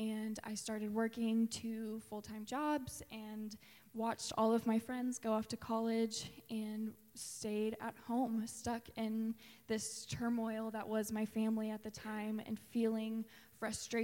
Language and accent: English; Tulsa, Oklahoma, United States; I grew up in Tulsa going to Asbury United Methodist Church